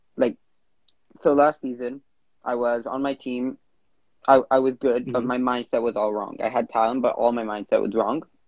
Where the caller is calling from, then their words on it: Vancouver, British Columbia, Canada; I'm calling in from Vancouver, Canada